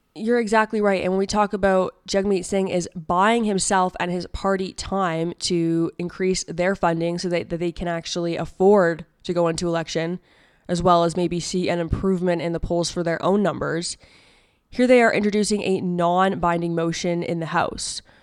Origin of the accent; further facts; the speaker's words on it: Ontario, Canada; I am from Ontario.